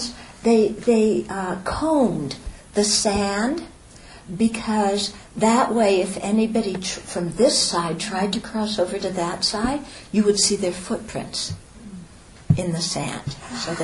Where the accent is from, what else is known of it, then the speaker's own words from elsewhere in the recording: United States; The only thing I can possibly identify that makes me an American is a sheet of paper with my picture on it.